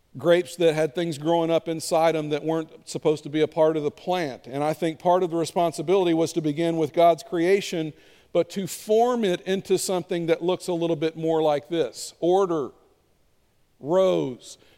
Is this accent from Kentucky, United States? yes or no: yes; Kentucky, United States; I'm from Kentucky. We call it a sweeper